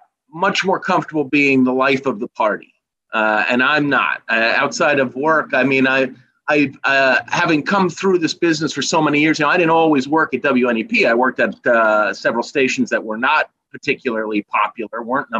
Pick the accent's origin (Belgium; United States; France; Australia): United States; Reading, Pennsylvania; also born or lived in Ithaca, New York; I was born in Ithaca, New York, I lived for about 3 weeks. My parents split when I was literally a newborn, and my mother moved home to Reading with her parents, and my grandparents raised me literally from infancy in Reading.